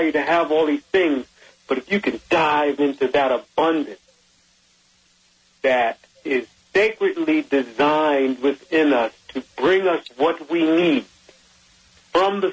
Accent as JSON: {"language": "English", "town": "Jersey City", "region": "New Jersey", "country": "United States", "tie": "born or raised there", "said": "my neighborhood growing up in Jersey City, New Jersey"}